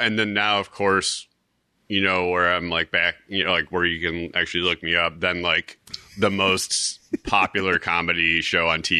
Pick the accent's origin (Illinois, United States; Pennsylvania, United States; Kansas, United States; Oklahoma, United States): Illinois, United States; Chicago; moved away as an adult; now in Pacific Northwest, United States; I grew up in I'm from Chicago. Like, mm-hmm. I grew up there. But like a lot of, like, I'm kind of a road guy.